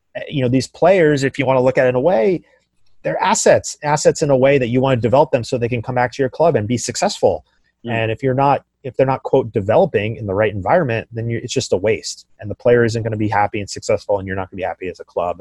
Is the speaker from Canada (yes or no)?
no; Silicon Valley, California, United States; I come from Silicon Valley and here in, in, in San Francisco